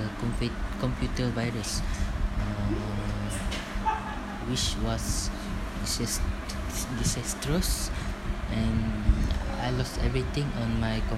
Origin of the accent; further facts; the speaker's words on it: Sarawak, Malaysia; moved away as an adult; also born or lived in Perak; I'm from Sarawak, and I study at UPSI that is in Perak